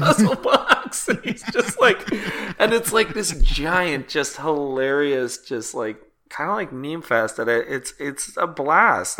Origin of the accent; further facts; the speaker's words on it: Canada; As a Canadian